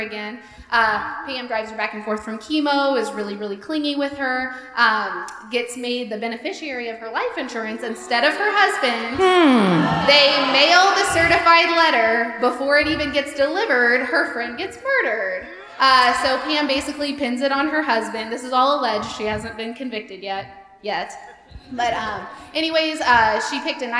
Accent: Sedalia, Missouri, United States; I'm from a little town called Sedalia.

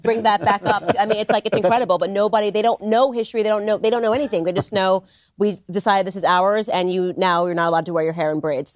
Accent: Stamford, Connecticut, United States; we're both from Stamford, Connecticut

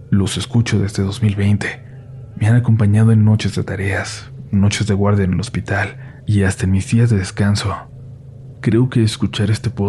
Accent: Sonsonate, El Salvador; Soy de Sonsonate, El Salvador, específicamente de una colonia la cual hace mucho no estaba para nada poblada.

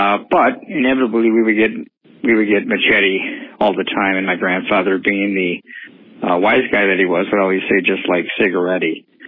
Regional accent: Milwaukee, Wisconsin, United States; now in Minneapolis, United States; I'm actually not from Minneapolis. I'm from Milwaukee. That's, I'm going to start saying from Milwaukee. I live in Minneapolis

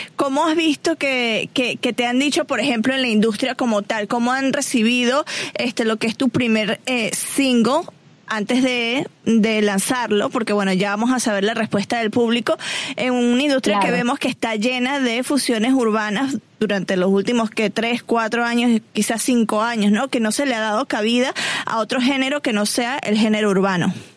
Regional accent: Venezuela

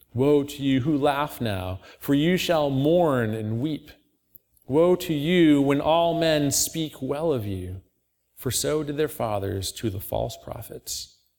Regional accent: Auburn, New York, United States; I grew up in Auburn, not too far away

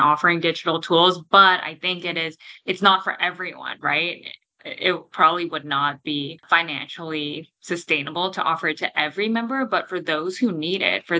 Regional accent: Toronto, Ontario, Canada; moved away; I'm from Toronto originally in Canada

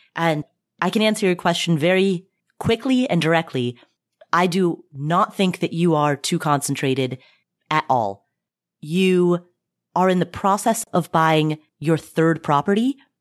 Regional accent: Cincinnati, Ohio, United States; I'm from Cincinnati

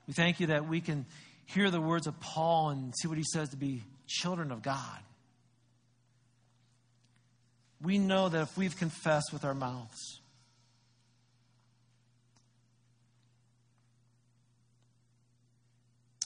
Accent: United States; we celebrate being an American

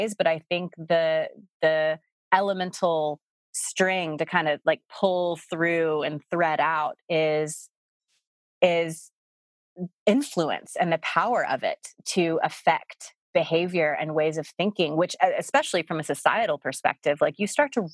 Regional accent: the South, United States; moved away; I grew up in the South

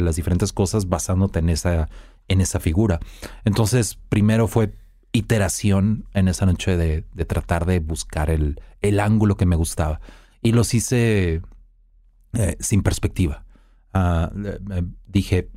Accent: Mexico; soy mexicano

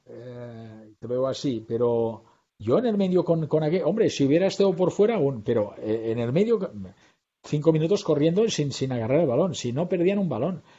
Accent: Girona, Catalonia, Spain; fui campeón con el Girona, con, la, gente de mi tierra

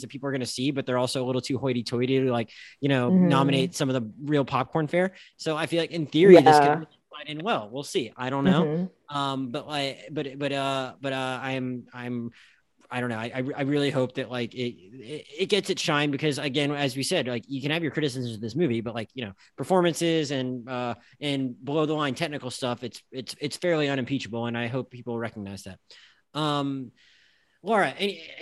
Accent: Philadelphia, Pennsylvania, United States; my hometown

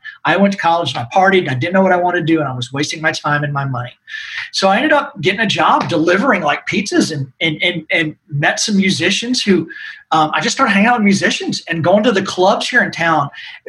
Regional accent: Nashville, Tennessee, United States; But, you know, I grew up here in Nashville, which is not many of us that are in this industry that grew up here now.

